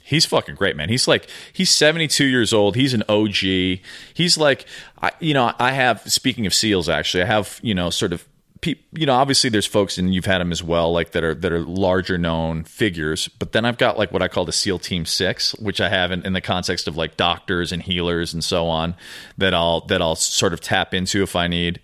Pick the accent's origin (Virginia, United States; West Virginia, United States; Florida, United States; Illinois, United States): Illinois, United States; Chicago; moved away as an adult; also born or lived in New York / Venice Beach, California; now in Los Angeles, United States; I grew up in Chicago